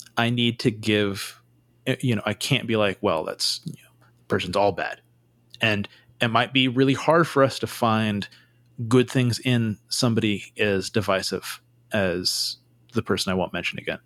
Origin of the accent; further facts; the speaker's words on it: Santa Cruz, California, United States; I grew up in Santa Cruz